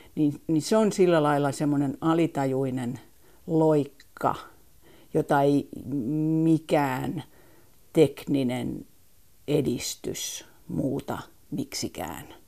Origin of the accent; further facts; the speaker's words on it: Helsinki, Uusimaa, Finland; also born or lived in Oxford, England; Helsinki on mun kotikaupunki Mä olen syntynyt Helsingissä, kasvanut Helsingissä